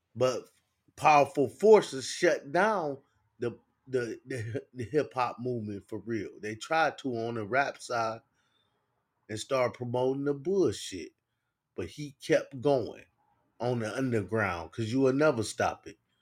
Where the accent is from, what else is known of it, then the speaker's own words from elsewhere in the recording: Cleveland, Ohio, United States; I'm from Cleveland